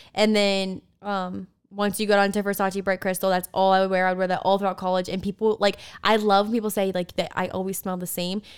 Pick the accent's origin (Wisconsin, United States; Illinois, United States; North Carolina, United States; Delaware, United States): Delaware, United States; moved away; We grew up together in Delaware